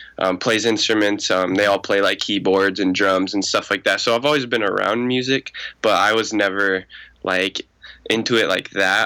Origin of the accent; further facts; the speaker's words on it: Chandler, Arizona, United States; I'm from Chandler, Arizona